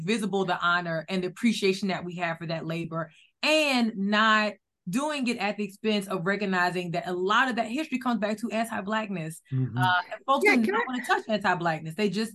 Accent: the South, United States; now in New Jersey, United States; I'm from the South.

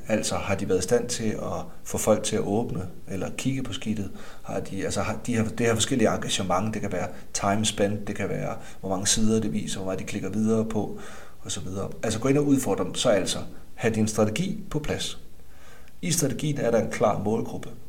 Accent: Denmark; nu er jeg også fra Jylland

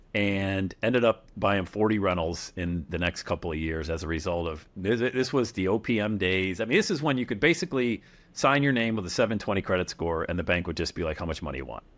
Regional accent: Bradford, Pennsylvania, United States; Back in my hometown of Bradford, P A, bought a duplex

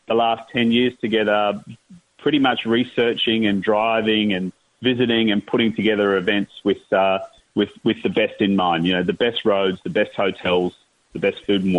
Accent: Australia; I'm an Australian and ran events in Australia for many years

